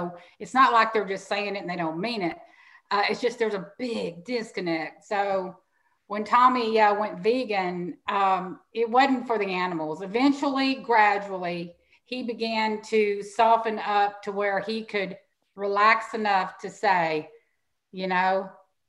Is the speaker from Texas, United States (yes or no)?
yes; Houston, Texas, United States; also born or lived in Angleton, Texas; growing up in Houston, Texas